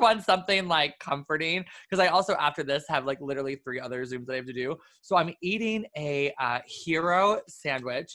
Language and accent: English; New York City, New York, United States; being a New Yorker